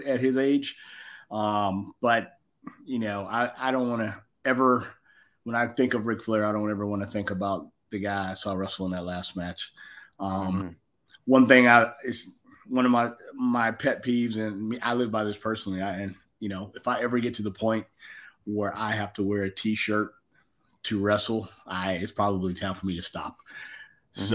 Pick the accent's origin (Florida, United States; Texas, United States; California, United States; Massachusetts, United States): Florida, United States; Jacksonville; growing up in Jacksonville, Florida, where I'm originally from